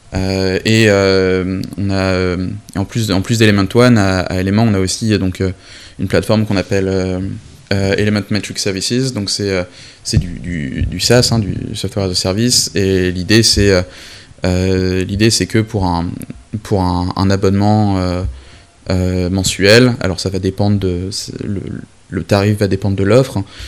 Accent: Brest, Brittany, France; moved away as an adult; also born or lived in Rennes; now in London, United Kingdom; j'ai vécu 22-23 ans de ma vie à, à Brest, avec un petit passage à Rennes

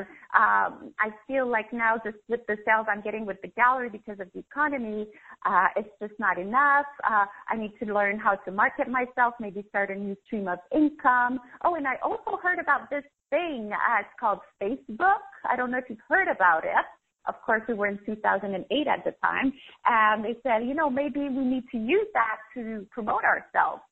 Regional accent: Canada; moved away as an adult; also born or lived in Paris, France; I'm Canadian. So I left everything, my job, my condo, my family, my friends, and I moved to Europe, Paris

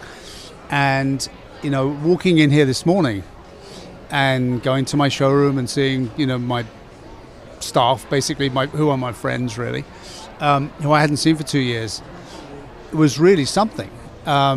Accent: England, United Kingdom; moved away as an adult; now in Chicago, United States; I'm an English guy

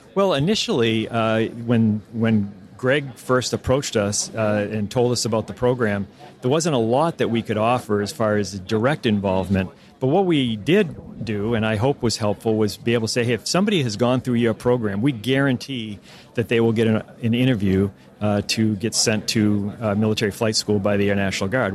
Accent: Maine, United States; moved away as an adult; somebody like me and so many others who were born and raised in Maine

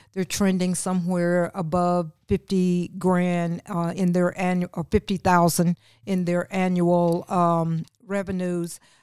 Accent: Old Fort, North Carolina, United States; I'm a native of Old Fort, North Carolina, McDowell County. I was born and nurtured in McDowell County

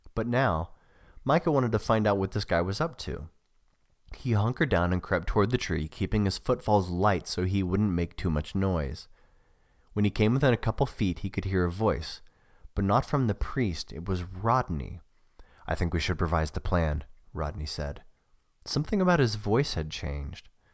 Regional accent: United States; also born or lived in Australia; I'm an American

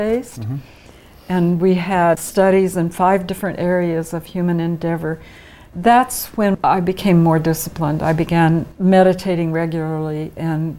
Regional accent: Kansas, United States; moved away; also born or lived in California; I'm not a native Californian. You know, I grew up actually in Kansas.

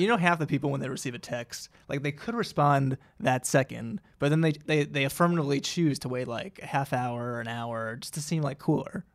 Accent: New Jersey, United States; my home state

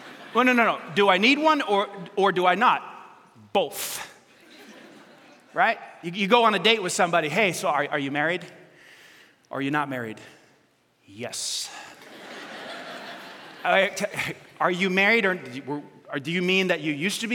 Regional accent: New York City, New York, United States; I was, in fact, born in New York City

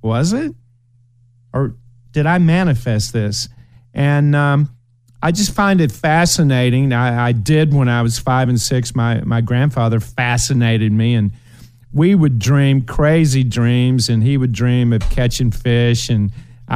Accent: Ashland, Kentucky, United States; moved away; my hometown of Ashland

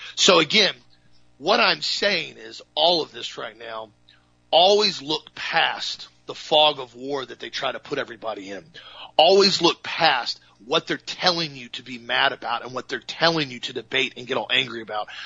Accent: United States; as a patriot, as an American, as a Christian, as a family man

